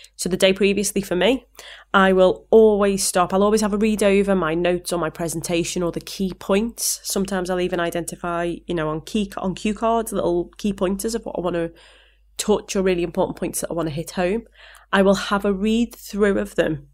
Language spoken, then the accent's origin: English; Liverpool, North West England, United Kingdom; accent: Scouse; my Scouse accent